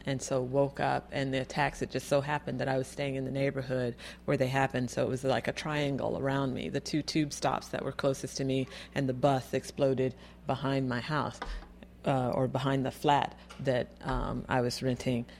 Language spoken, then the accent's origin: English; Florida, United States; moved away; I'm from Florida. I'm originally from Florida